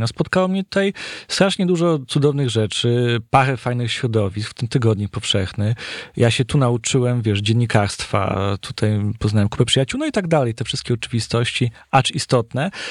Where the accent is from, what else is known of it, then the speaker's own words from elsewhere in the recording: Gliwice, Silesian Voivodeship, Poland; ja pochodzę z domu śląskiego wielopokoleniowego, to znaczy z takiego domu kamienicy, którą sami sobie zbudowaliśmy tuż przed wojną w Gliwicach